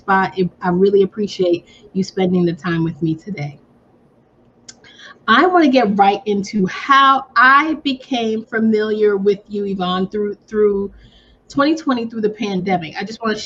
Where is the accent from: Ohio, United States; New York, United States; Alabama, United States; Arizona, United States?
New York, United States; I'm from New York